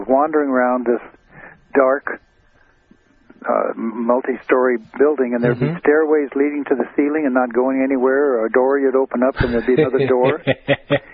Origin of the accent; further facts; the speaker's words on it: Glen Ellen, California, United States; I was born right here I was raised here in Glen Ellen in the country.